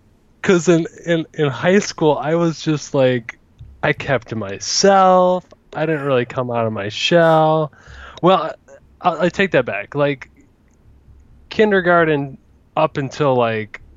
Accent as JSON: {"language": "English", "region": "Michigan", "country": "United States", "tie": "born or raised there", "also_born_or_lived": "Bloomingdale, Michigan", "moved": "yes", "said": "born in Michigan. I self-identify as a Michigander"}